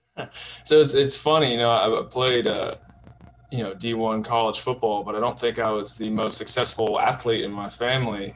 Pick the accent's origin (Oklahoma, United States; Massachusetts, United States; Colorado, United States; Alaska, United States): Oklahoma, United States; Tulsa; also born or lived in Houston, Texas / New Jersey; I grew up mostly in Tulsa, you know, private school kid from Tulsa, Oklahoma